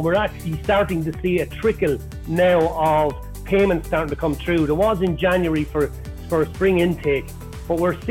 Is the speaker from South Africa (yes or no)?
no; Ireland; accent: Irish; moved away as an adult; also born or lived in Spain / United Kingdom; now in United States; I never lost my Irish accent